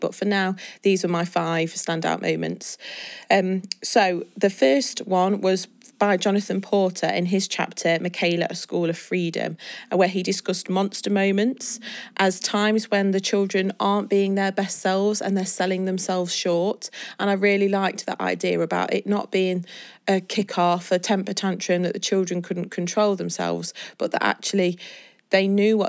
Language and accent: English; England, United Kingdom; Why do people feel awkward to say that we're British, because this is where we're from England?